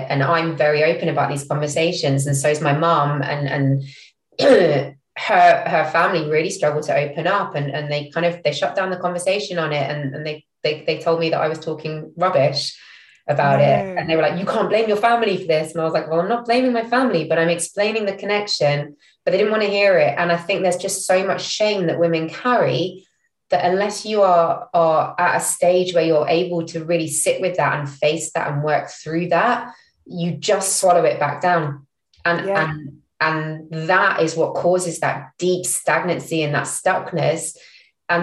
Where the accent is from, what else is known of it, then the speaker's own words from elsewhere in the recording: London, United Kingdom; moved away as an adult; also born or lived in Singapore / Israel; now in Norwich, United Kingdom; I didn't grow up in Norfolk. I grew up in London.